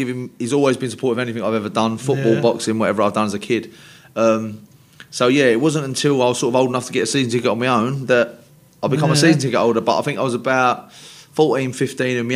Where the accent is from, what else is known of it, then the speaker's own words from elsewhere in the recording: London, United Kingdom; moved away as an adult; also born or lived in Canning Town; now in Essex, United Kingdom; Silvertown. I'm originally from Silvertown. Mum and Dad like North Woolwich. But then went to school in Canning Town and then moved on to out in the Essex now.